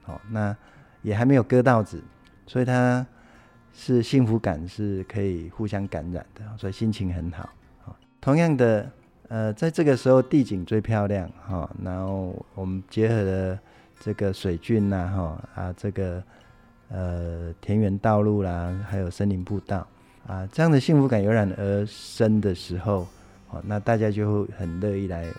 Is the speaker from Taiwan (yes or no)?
yes; Taiwan; 最幸福哈、最温暖哈，是乡亲的热情，这是我们台湾人情味，也是台湾最美的风景。